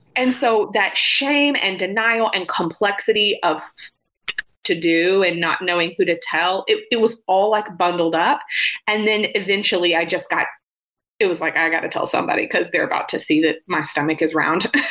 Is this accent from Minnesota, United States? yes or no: no; Quanah, Texas, United States; moved away as an adult; also born or lived in Oklahoma City, Oklahoma; now in Denton, United States; I'm from Quanah, Texas, which is a tiny town in West Texas